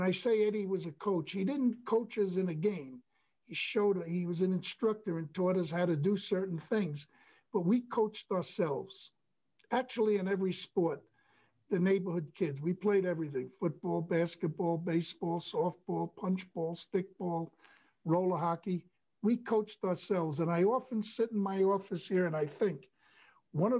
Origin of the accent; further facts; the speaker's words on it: New York City, New York, United States; I loved being born and growing up in Brooklyn